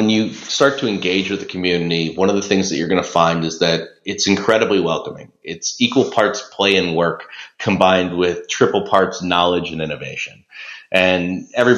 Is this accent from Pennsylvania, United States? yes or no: yes; Philadelphia, Pennsylvania, United States; I'm from Philadelphia, Pennsylvania.